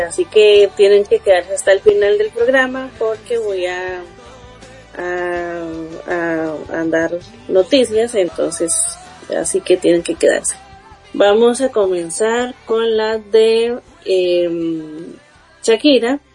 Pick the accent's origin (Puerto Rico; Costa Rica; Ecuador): Costa Rica; aquí en mi país, en Costa Rica